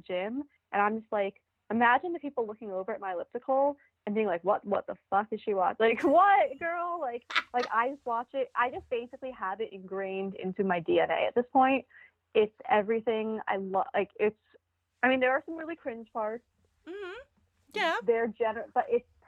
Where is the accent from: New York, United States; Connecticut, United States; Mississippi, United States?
New York, United States; I'm Jewish from New York